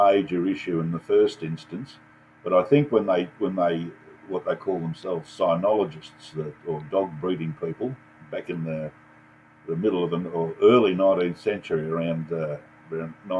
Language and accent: English; Australia; Serbs, of which I'm a full-blooded Serb, even though I was raised in Australia.